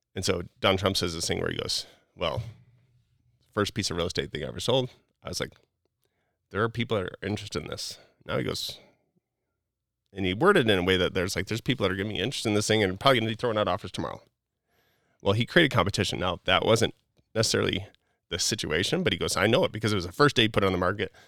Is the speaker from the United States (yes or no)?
yes; Wisconsin, United States; moved away; also born or lived in Utah; I grew up in Wisconsin, like, just living my normal life and being what I felt like was kind of balanced to moving to Utah